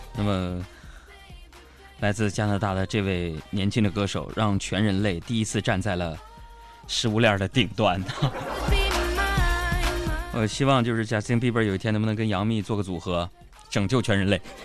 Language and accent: Chinese; Northeast China, China; 作为一个东北人呢